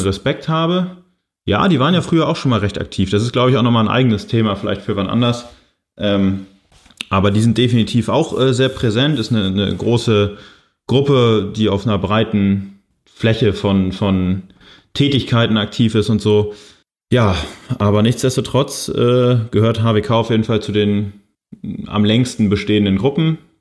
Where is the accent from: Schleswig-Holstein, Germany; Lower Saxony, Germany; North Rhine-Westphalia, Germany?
Schleswig-Holstein, Germany; Kiel; Ich komme ja aus Kiel, wohne da auch immer noch.